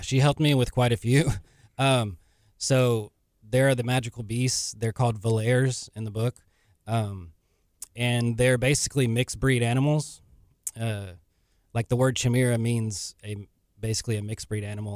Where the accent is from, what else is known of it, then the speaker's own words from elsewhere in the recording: League City, Texas, United States; I'm from Leak City, Texas